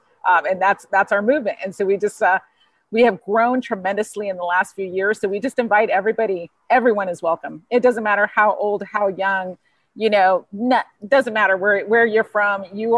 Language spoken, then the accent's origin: English; Los Angeles, California, United States; I grew up in Los Angeles in the San Fernando Valley, out in the northeast part of the San Fernando Valley in a little community called San Fernando Pacoima.